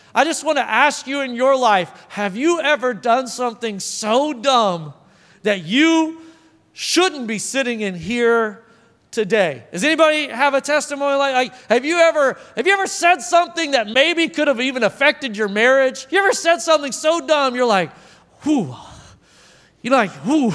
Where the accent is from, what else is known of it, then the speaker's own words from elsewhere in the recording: Oklahoma, United States; moved away; also born or lived in Arkansas; I'm from Oklahoma, so, like, there's a lot of farms